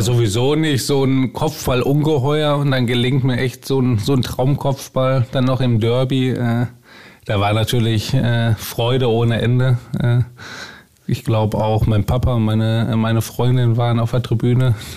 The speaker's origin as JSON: {"language": "German", "town": "Bochum", "region": "North Rhine-Westphalia", "country": "Germany", "tie": "born or raised there", "said": "Ist meine Heimatstadt"}